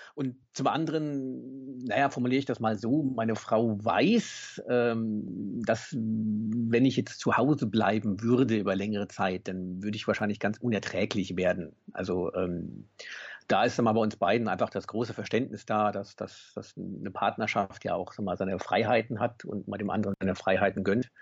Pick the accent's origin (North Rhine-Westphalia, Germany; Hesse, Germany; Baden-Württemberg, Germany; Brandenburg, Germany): Hesse, Germany; Bad Homburg; Ich komme aus Bad Homburg in der Nähe von Frankfurt